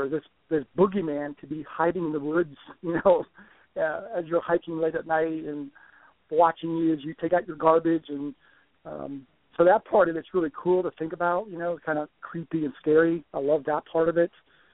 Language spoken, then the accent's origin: English; Florida, United States; moved away as an adult; now in Kentucky, United States; growing up in Florida, down there in the swamps